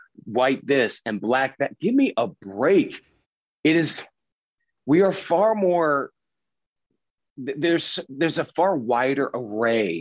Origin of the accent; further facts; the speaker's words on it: Pennsylvania, United States; I grew up in Pennsylvania and Dutch culture.